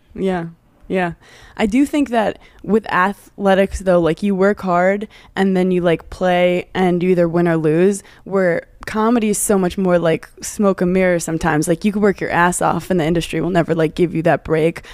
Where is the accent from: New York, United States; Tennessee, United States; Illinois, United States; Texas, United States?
New York, United States; I'm a New Yorker